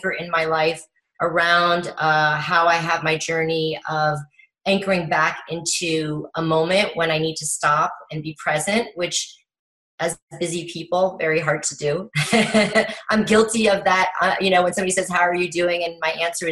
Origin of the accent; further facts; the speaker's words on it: Paris, Île-de-France, France; also born or lived in Miami, United States; took her young family to Paris to start over